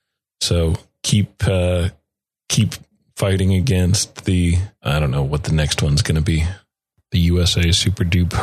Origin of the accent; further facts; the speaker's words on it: Canada; As Canadian citizens